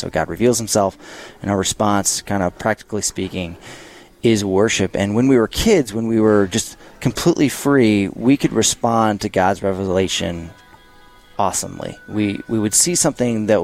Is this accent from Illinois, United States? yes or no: no; St. Louis, Missouri, United States; moved away; I'm from St. Louis, Missouri